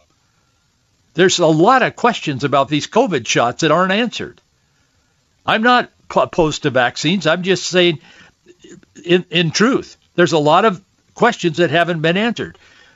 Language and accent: English; the Northwest, Pacific Northwest, United States; I grew up here in the Northwest